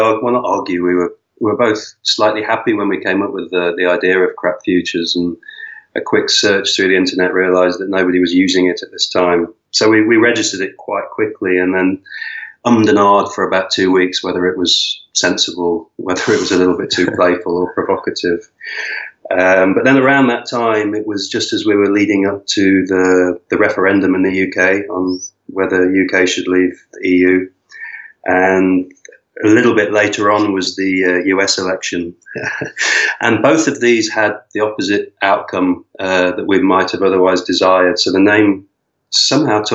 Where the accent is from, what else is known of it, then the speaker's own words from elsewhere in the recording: Vancouver, British Columbia, Canada; moved away as an adult; also born or lived in Lisbon, Portugal; now in Madeira, Portugal; I'm originally from Vancouver, and I came from Vancouver to Lisbon in 2008